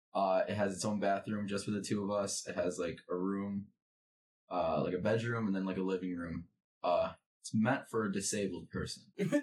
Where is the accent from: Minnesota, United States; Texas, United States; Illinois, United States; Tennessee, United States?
Illinois, United States; Aurora; moved away as an adult; now in Ames, United States; I'm from Aurora, Illinois.